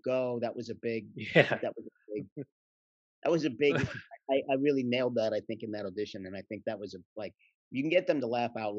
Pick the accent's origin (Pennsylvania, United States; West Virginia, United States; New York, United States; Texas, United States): Pennsylvania, United States; Philadelphia; I grew up in Philly